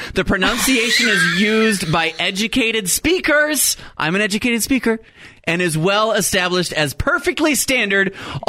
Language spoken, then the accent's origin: English; Texas, United States; also born or lived in Arkansas; now in Iowa, United States; I was born in Texas, went to college in Arkansas, and I live in Iowa. I say aunt.